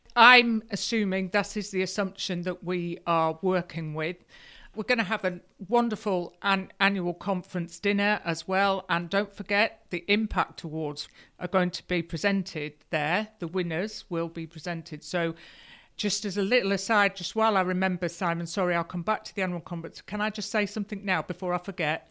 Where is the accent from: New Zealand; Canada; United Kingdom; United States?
United Kingdom; Lincolnshire, East Midlands; also born or lived in Yorkshire; now in Yorkshire coast, United Kingdom; I grew up in Lincolnshire. I'm a, I'm a farmer's daughter, but I did actually go to school in Yorkshire for seven years